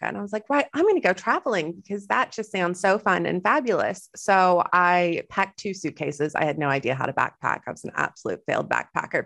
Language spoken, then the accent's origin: English; Texas, United States; moved away as an adult; also born or lived in Western Australia; now in Australia; I am Texan.